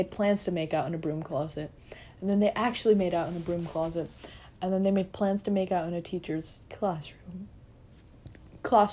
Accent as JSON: {"language": "English", "country": "India", "said": "I, as an Indian"}